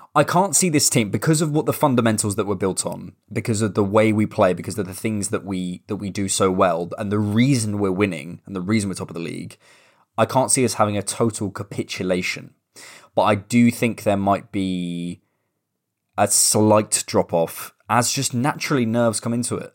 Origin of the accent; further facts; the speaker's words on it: Bournemouth, South West England, United Kingdom; now in London, United Kingdom; my hometown